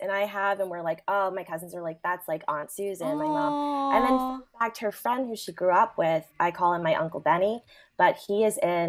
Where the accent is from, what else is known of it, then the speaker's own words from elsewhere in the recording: Prince George's County, Maryland, United States; also born or lived in Washington, D.C.; now in Chicago, United States; So I was born in Northeast, and then my parents moved to the suburbs. So the gorgeous Prince George's, Prince George's County.